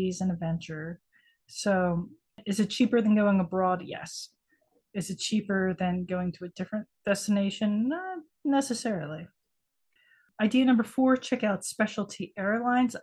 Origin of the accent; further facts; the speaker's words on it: United States; I'm American